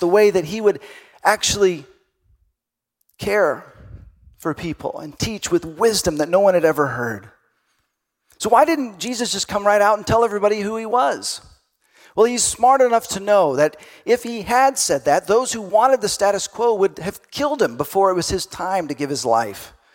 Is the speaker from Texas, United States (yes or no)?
yes; Texas, United States; I grew up in Texas, and so I went to Sunday school